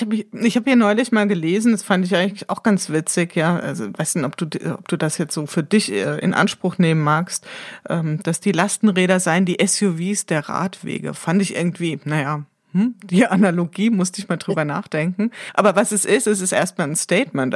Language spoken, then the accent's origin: German; Wiesbaden, Hesse, Germany; hier aus meiner Heimatstadt berichten. In Wiesbaden